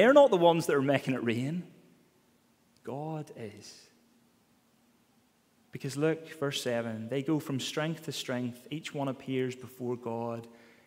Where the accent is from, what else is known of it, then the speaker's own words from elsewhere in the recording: Ballymena, Northern Ireland, United Kingdom; accent: Ballymena; the way I say it in my Balamine accent